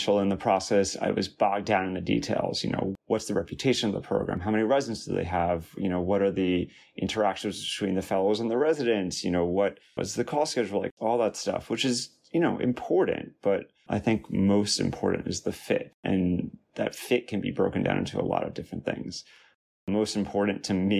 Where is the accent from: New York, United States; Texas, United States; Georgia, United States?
New York, United States; Long Island; moved away as an adult; also born or lived in Washington, D.C.; I was born and raised on Long Island, only about 20 to 30 minutes away from Stony Brook